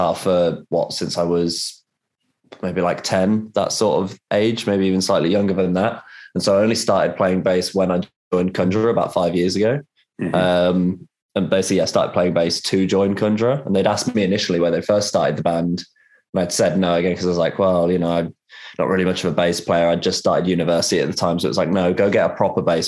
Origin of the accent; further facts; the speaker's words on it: Rugby, West Midlands, United Kingdom; growing up in that environment, say, there's just fuck all